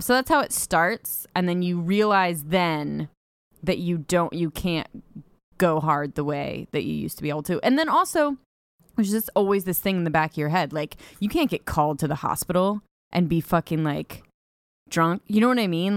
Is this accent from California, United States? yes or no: yes; California, United States; because I grew up in California